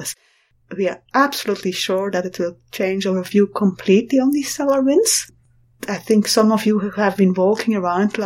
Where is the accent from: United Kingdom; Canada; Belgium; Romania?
Belgium; I'm from Belgium